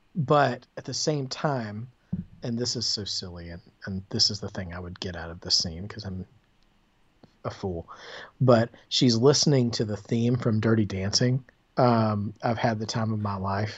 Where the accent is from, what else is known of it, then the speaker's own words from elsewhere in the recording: the South, United States; growing up in the South